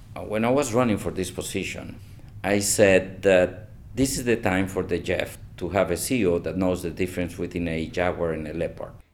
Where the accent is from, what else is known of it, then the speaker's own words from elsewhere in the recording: Costa Rica; Where are you from? And I said, Costa Rica.